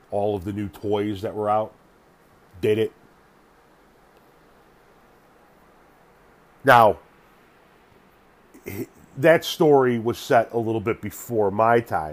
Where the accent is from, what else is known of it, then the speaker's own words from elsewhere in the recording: Northlake, Illinois, United States; in the early to mid 70s growing up in North Lake, Illinois